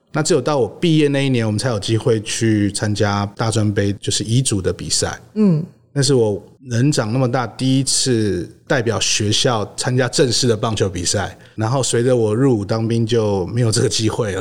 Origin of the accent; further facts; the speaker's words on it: Xindian, New Taipei, Taiwan; moved away as an adult; 那我们家是在新店